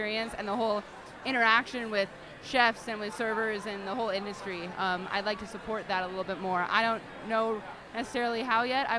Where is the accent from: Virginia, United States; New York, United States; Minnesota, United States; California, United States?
California, United States; I knew I wanted to go back to California, just because I'm from California and the culture's a little different.